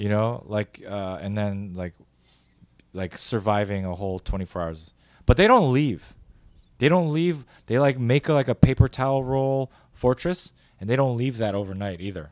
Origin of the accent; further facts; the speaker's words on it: United States; That's being real as an American